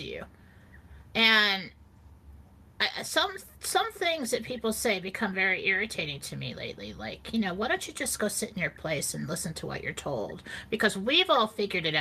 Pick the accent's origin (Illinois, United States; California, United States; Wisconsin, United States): California, United States; I grew up in California. We have earthquakes all the time